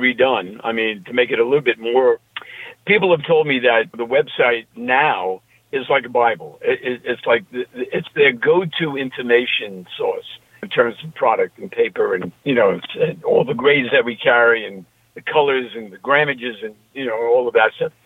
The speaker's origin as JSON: {"language": "English", "region": "New York", "country": "United States", "accent": "New York", "said": "my New York accent"}